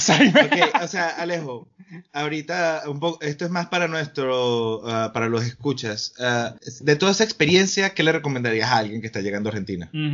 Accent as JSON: {"language": "Spanish", "country": "Venezuela", "moved": "yes", "said": "yo nunca había estado identificado con la cultura venezolana hasta que me fui de Venezuela."}